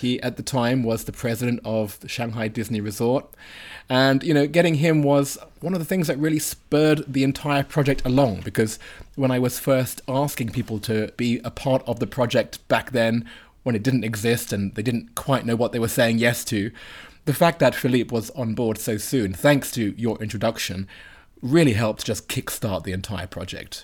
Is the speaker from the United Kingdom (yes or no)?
yes; United Kingdom; me as a Brit